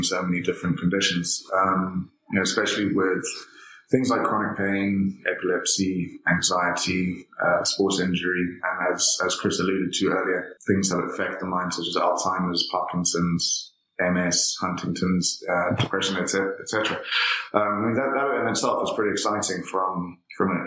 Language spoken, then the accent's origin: English; Zimbabwe; originally I come from Zimbabwe